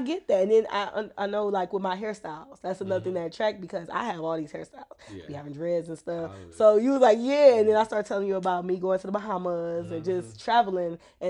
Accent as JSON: {"language": "English", "town": "Detroit", "region": "Michigan", "country": "United States", "said": "I'm from Southwest Detroit."}